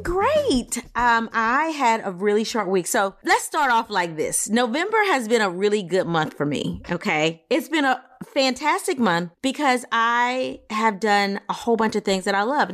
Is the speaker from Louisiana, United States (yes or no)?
yes; Louisiana, United States; I'm from Louisiana.